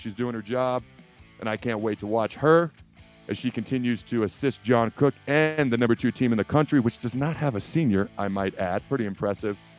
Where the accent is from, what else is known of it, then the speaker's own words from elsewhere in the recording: Washington, United States; also born or lived in Hastings, Nebraska; I was born in Hastings. When I was young, my dad's job took me upstate of Washington. So that's where I, I grew up.